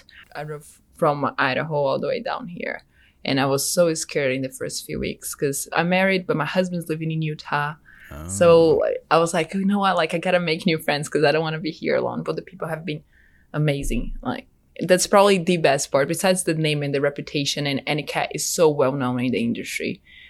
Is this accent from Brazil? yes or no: yes; Salvador, Bahia, Brazil; now in United States; I'm from Brazil, like in the northeast area in a city called Salvador. It's a pretty big city.